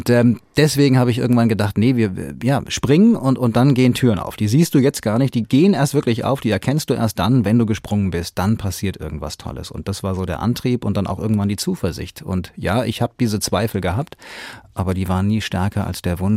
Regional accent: Hanau, Hesse, Germany; accent: Hessian; Nein, wobei, wenn ich in Bayern bin, dann ist tatsächlich äh, wenig mit Hessisch, aber, aber wenn ich zurückkomme, dann passiert

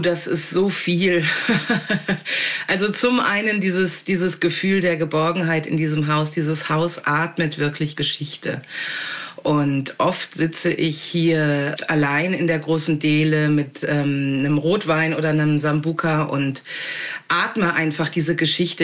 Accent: North Rhine-Westphalia, Germany; also born or lived in Hamburg / Wendland; now in Jabel, Germany; ich habe mich da wohlgefühlt, wo ich geboren wurde und aufgewachsen bin in Ostwestfalen

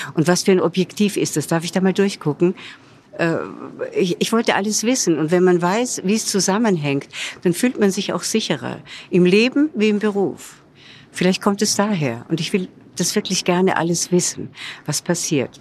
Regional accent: Vienna, Austria; moved away as an adult; also born or lived in Hollywood; now in Munich, Germany; meiner Heimatstadt Wien

